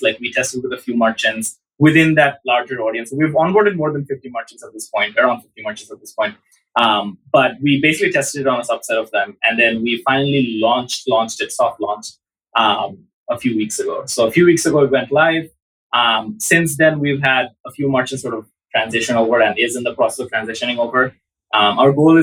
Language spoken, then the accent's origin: English; Dhaka, Dhaka Division, Bangladesh; I grew up in Dhaka all the way till end of high school